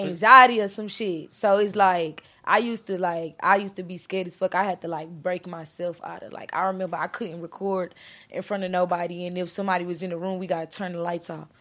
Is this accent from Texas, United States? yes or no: yes; Beaumont, Texas, United States; also born or lived in Houston; I came from Houston, but I'm from Beaumont